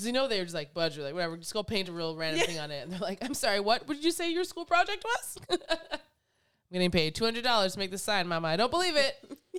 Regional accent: Canada; And so my dad being Jamaican, I heard about Marcus Garvey, grew up here with Marcus Garvey like my whole life.

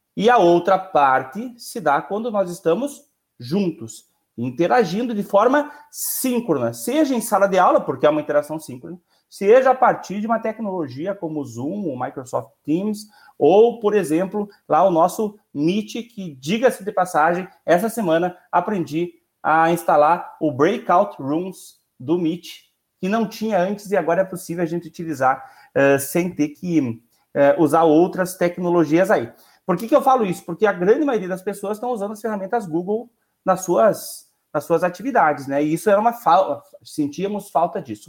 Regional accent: Rio Grande do Sul, Brazil; Nós somos do Rio Grande do Sul

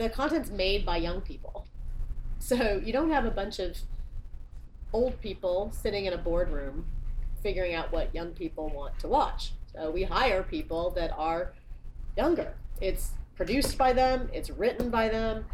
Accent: New Mexico, United States; moved away; I grew up in New Mexico

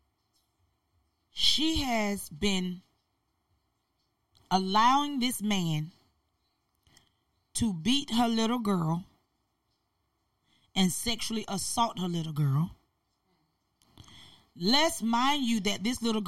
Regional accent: Albany, Georgia, United States; My hometown, Albany, Georgia. That's where I'm from.

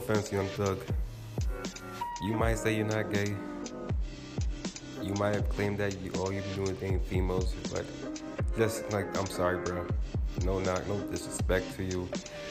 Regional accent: New York, United States; I'm from New York

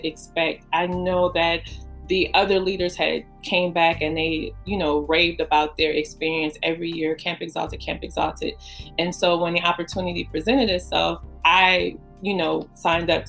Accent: New Orleans, Louisiana, United States; now in DMV area, United States; Originally born and raised in New Orleans

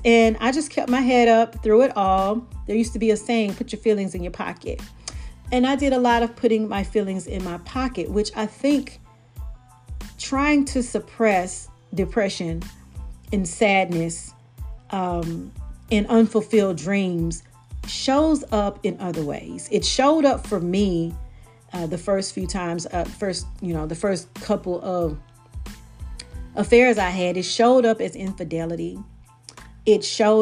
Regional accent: Brookhaven, Mississippi, United States; moved away; also born or lived in Bogalusa, Louisiana; I'm not from Bogalusa. I'm from Brookhaven, Mississippi.

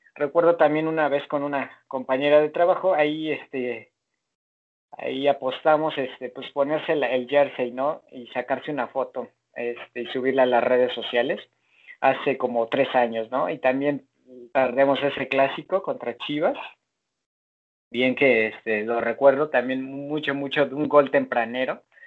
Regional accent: Mexico; yo nací en México

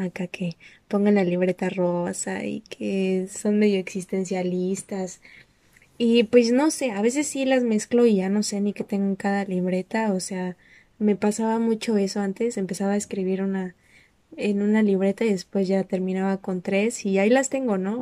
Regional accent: Mexico; yo nada más soy mexicana

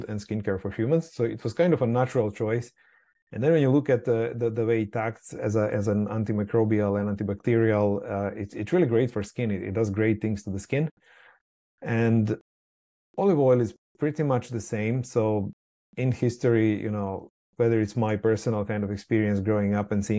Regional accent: Croatia; moved away; I'm from Croatia originally, coming from a, you know, small Mediterranean island. And obviously everyone has olives. Everyone makes their own olive oil. So that's just reality that I kind of grew up

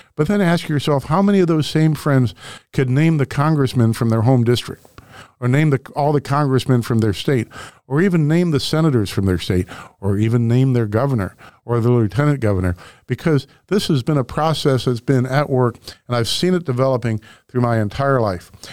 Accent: Webster Groves, Missouri, United States; where I grew up in Webster Groves, we had the Turkey Day football game

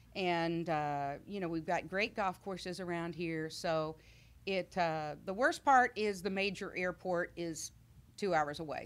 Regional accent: Missouri, United States; moved away as an adult; now in Illinois, United States; I'm from Middle Missouri

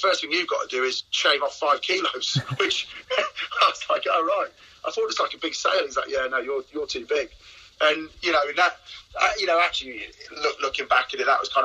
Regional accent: Cheshire, North West England, United Kingdom; I was born and bred in Cheshire

